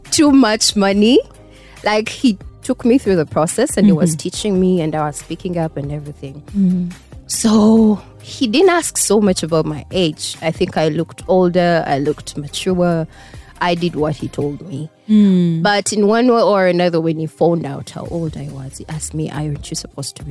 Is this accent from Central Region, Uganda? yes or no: yes; Kampala, Central Region, Uganda; also born or lived in Masaka; I grew up in Kampala